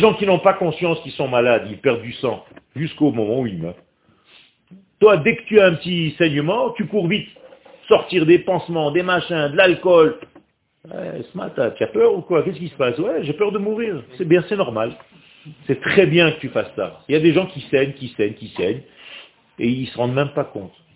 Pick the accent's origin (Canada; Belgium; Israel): Israel; first language Hebrew; French is a second language; je suis israélien. Je suis né en Israël, ma langue natale, c'est l'hébreu